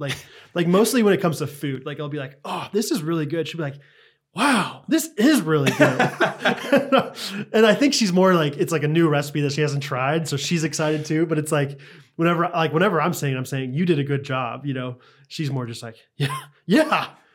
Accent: Missouri, United States; Well, yeah, I'm from Missouri.

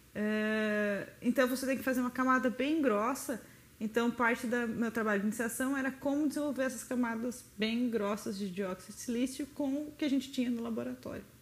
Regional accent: Itatiba, São Paulo, Brazil; eu nasci em Itatiba, na cidade do lado de Campinas. E naturalmente quem nasce no interior de São Paulo, próximo a Campinas, a tendência natural é querer entrar na Unicamp. Então, né, eu sempre molecona quis fazer Unicamp

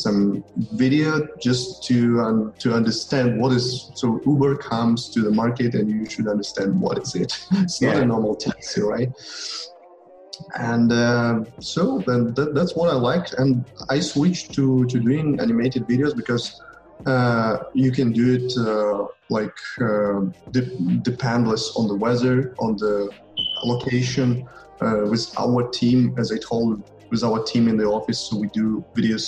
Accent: Ukraine; I'm from Ukraine. I'm Ukrainian

